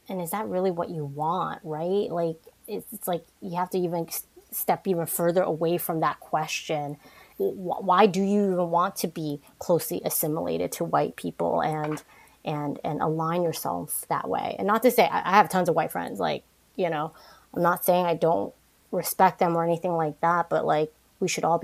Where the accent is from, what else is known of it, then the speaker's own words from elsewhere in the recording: New York, United States; And obviously, growing up in New York, you're exposed to all different types of people.